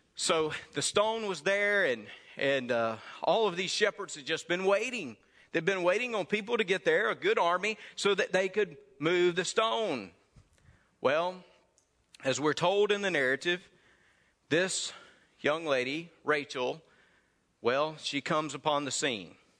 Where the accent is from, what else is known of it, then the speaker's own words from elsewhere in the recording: Mississippi, United States; my home state of Mississippi.